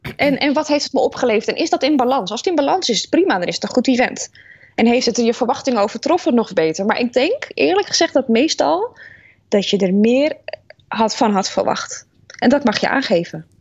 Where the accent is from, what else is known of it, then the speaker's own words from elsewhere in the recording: Netherlands; we zijn best wel kritisch uh, als Nederlanders op allerlei dingen